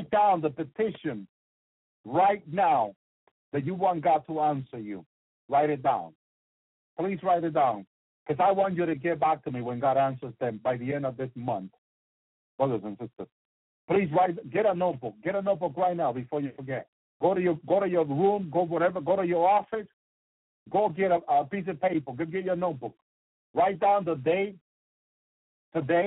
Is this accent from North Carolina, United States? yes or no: yes; North Carolina, United States; I'm from North Carolina. I need to get back to North Carolina